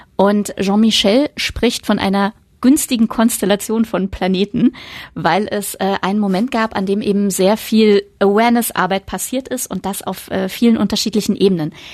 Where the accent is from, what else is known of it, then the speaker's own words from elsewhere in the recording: Germany; bei uns in Deutschland